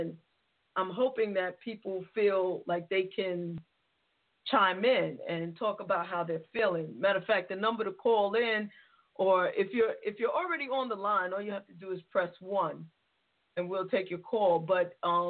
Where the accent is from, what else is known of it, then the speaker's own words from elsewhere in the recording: New York City, New York, United States; as a New Yorker